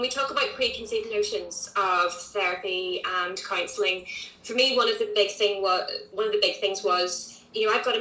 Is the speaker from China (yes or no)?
no; Northern Ireland, United Kingdom; moved away as an adult; now in Oxford, United Kingdom; I am also from Northern Ireland, but yeah, I am living in England. I've lived in Oxford for the last 9 years now.